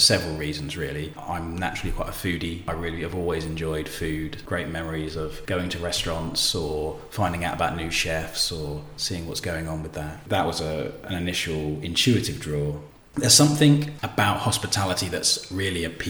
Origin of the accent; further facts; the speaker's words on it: Bournemouth, South West England, United Kingdom; moved away as an adult; also born or lived in Brighton; now in London, United Kingdom; I grew up in Bournemouth, actually, and then moved to Brighton to do my degree in interior architecture